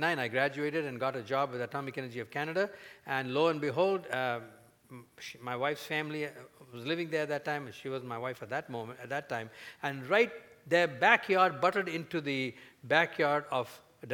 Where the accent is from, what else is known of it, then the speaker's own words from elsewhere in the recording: India; at the time when I grew up in India